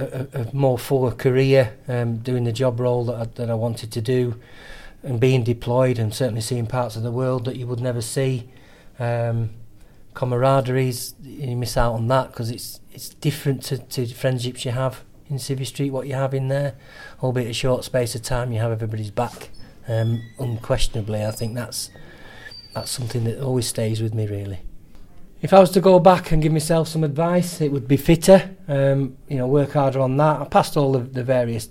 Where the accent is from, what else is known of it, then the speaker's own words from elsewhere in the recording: Lancaster, North West England, United Kingdom; I'm from Lancaster.